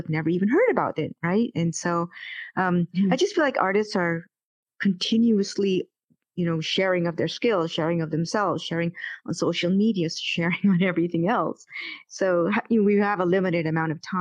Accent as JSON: {"language": "English", "town": "Vancouver", "region": "British Columbia", "country": "Canada", "said": "I'm from Vancouver"}